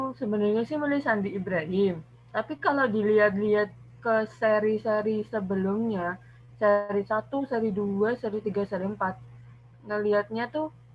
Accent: Semarang, Central Java, Indonesia; Saya dari Semarang

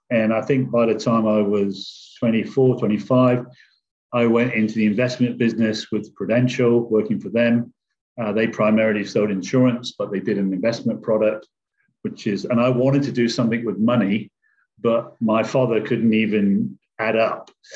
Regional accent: England, United Kingdom; moved away; I came from England originally, and I came from what they call a working class background in an area where my parents lived in government housing

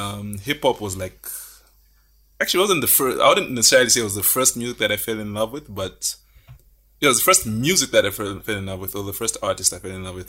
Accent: Kasama, Northern Province, Zambia; I grew up in Kasama.

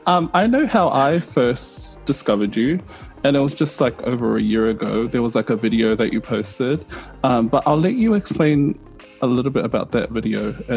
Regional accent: New Zealand; I grew up in New Zealand

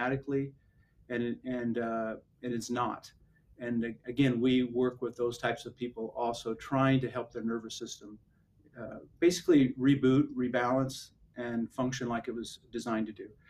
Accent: Idaho, United States; moved away as an adult; now in San Antonio, United States; I'm originally from Idaho, grew up and born and raised in Idaho

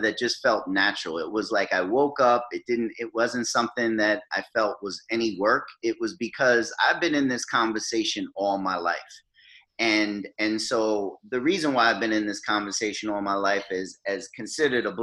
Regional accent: New York City, New York, United States; also born or lived in North Carolina; growing up in Jamaica, Queens

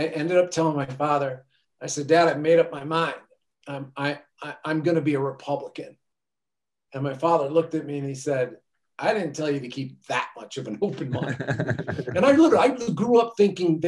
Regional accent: New York, United States; also born or lived in Texas; I grew up just outside of New York City

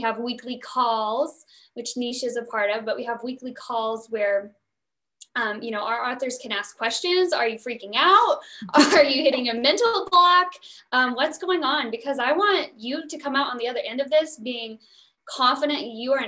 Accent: the South, Oklahoma, United States; I'm from the South, a lot of oil rigs from Oklahoma

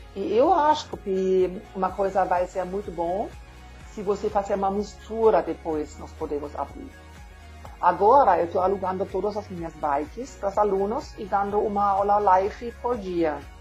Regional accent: Germany; Portuguese is a second language; moved away as an adult; now in Brazil; eu sou alemã e eu mudei para o Brasil em 2008

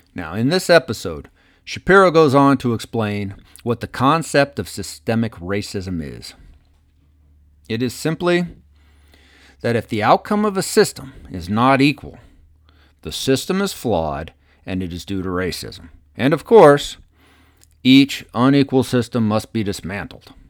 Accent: United States; we as the American people

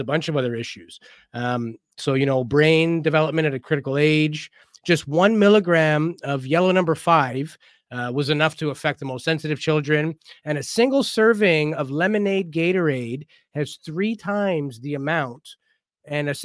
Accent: Canada; I am Canadian

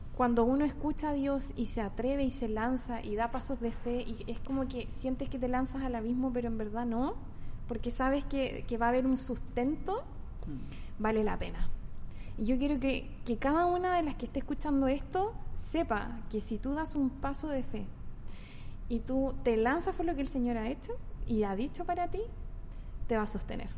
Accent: Santiago, Santiago Metropolitan Region, Chile; now in Concepción, Chile; nací en Santiago, vivo en Conce hace mucho tiempo

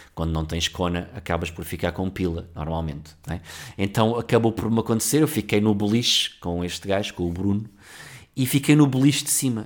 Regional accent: Cacém, Lisbon, Portugal; somos do Cacém e não tínhamos muitas posses

